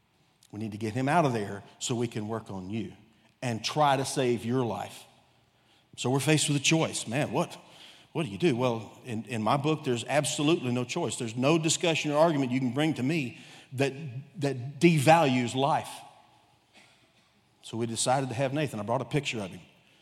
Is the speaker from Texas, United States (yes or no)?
yes; Texas, United States; born there; also born or lived in Ohio / Korea; now in Cabot, United States; I've been a nomad most of my life. I was born in Texas, lived in every Gulf Coast state. Lived in Ohio for a while, actually lived in Korea for a while.